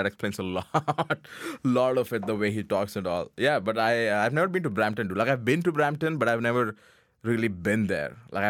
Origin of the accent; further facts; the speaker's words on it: Pakistan; I'm from Pakistan.